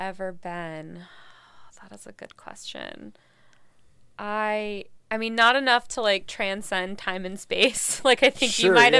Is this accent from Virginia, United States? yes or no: yes; Virginia, United States; I grew up mostly, well, my dad was military, so kind of all over, but I went to high school and college in Virginia.